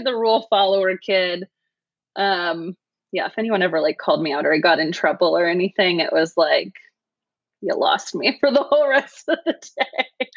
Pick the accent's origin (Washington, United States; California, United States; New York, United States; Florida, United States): California, United States; Sacramento; also born or lived in Danville, California / Bay Area; I was born in the Bay Area, and then my family moved to the suburbs outside of Sac when I was seven. Seven, yeah, and uh, was raised in the burbs